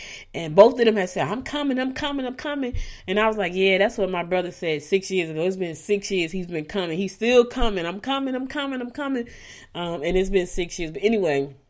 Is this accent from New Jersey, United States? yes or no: yes; Newark, New Jersey, United States; moved away as an adult; also born or lived in Albany, Georgia / Maplewood, New Jersey; now in Suwanee, United States; I was born in Albany, Georgia. But I was raised in Newark, New Jersey. And when I left Jersey, I was living in Maplewood, New Jersey. And I've been there pretty much my whole life. I went to Jersey when I was 12